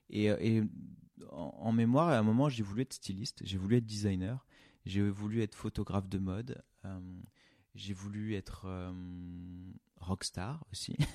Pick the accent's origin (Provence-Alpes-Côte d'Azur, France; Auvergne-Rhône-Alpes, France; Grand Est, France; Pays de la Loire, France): Auvergne-Rhône-Alpes, France; Craponne; also born or lived in Tassin-la-Demi-Lune / Brittany / Oyonnax / Nantua; J'ai grandi dans plusieurs villes. Euh, je suis né à Lyon, enfin à Tassin-la-Demi-Lune exactement. Euh, j'ai grandi un petit peu à Craponne à l'époque. ensuite, on est parti en Bretagne. ensuite, on a vécu à Oyonnax, Nantua, enfin Nantua et puis Oyonnax.